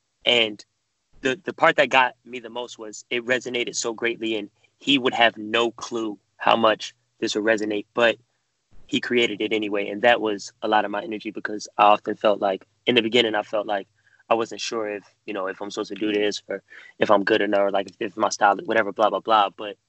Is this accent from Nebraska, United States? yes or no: no; Cleveland, Ohio, United States; we're both from Cleveland. We went to grade school together.